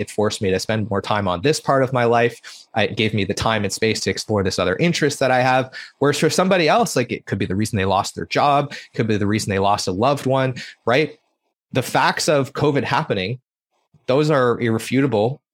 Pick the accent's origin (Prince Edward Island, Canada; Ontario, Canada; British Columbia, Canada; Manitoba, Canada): Prince Edward Island, Canada; I grew up in Prince Edward Island